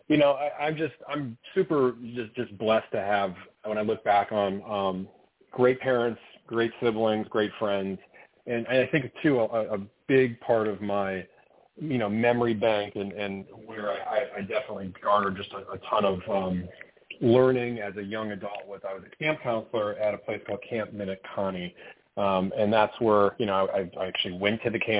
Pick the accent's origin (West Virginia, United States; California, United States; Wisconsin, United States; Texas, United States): Wisconsin, United States; Mequon; I'm a Midwesterner. I'm born in Wisconsin, a suburb of Milwaukee, Mequon.